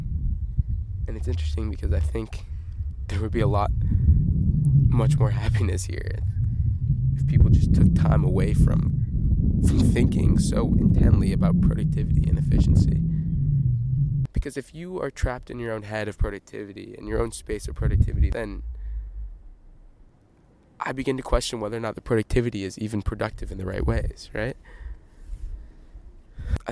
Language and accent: English; Midwest, United States; now in Stanford, United States; I'm from the Midwest